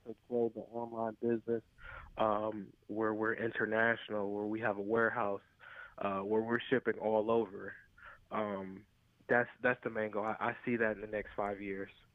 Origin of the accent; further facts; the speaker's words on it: Cleveland, Ohio, United States; I'm from Cleveland